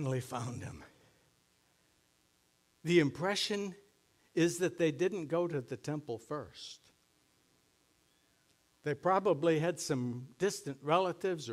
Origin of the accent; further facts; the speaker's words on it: Sunburg, Minnesota, United States; growing up in Sunburg.